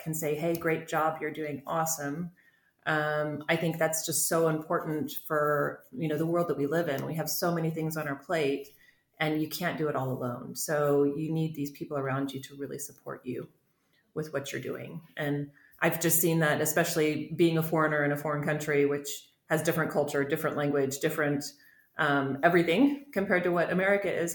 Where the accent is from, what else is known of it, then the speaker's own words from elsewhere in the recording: United States; moved away as an adult; also born or lived in Switzerland; now in Thalwil, Switzerland; I am an American living in Switzerland for almost 25 years now